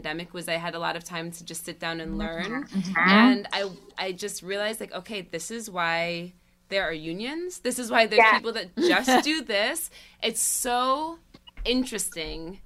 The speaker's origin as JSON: {"language": "English", "area": "the Catskills", "region": "New York", "country": "United States", "tie": "born or raised there", "moved": "yes", "lives_now": "New York City, United States", "said": "I grew up in the Catskills."}